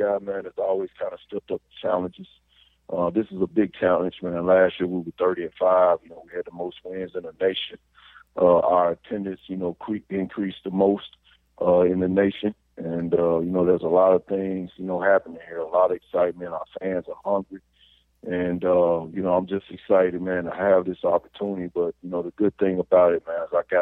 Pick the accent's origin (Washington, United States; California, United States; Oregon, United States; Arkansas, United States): Arkansas, United States; Little Rock; being here in my hometown, man, coaching, you know, Little Rock's team